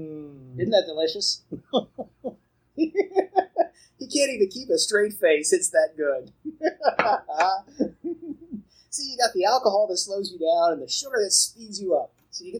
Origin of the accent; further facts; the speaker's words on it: United States; I'm American